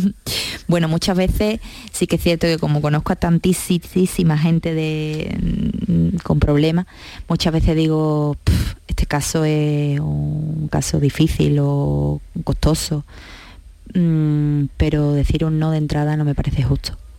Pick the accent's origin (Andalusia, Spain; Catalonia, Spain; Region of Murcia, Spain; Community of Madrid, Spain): Andalusia, Spain; La Línea de la Concepción; yo soy de la línea de la Concepción, soy campos altareña, soy gaditana, soy andaluza y soy española